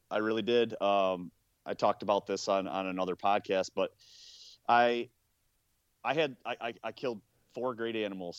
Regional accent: Ohio, United States; in my home state. Even in Ohio

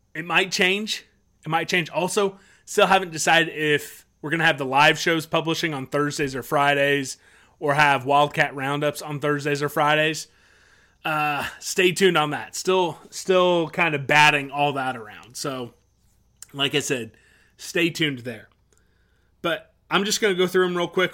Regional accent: Topeka, Kansas, United States; I'm from Topeka.

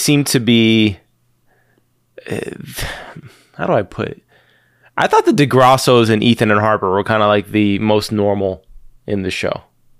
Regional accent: East of England, United Kingdom; I'm from Essex, mate.

